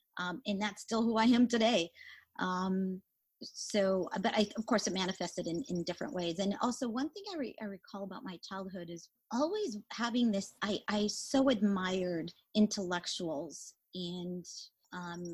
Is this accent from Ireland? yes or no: no; Mexico; also born or lived in Atlanta area, Georgia; now in Atlanta, United States; we didn't have access to a lot of books when I grew up in Mexico